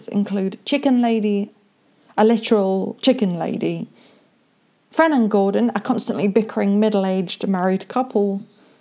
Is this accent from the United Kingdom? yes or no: yes; United Kingdom; I am British